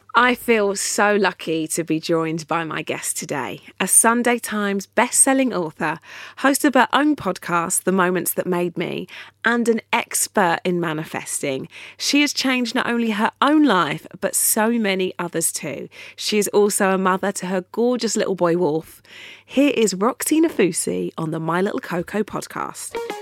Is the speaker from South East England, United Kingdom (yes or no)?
no; Essex, East of England, United Kingdom; I grew up outside of London, I grew up in Essex.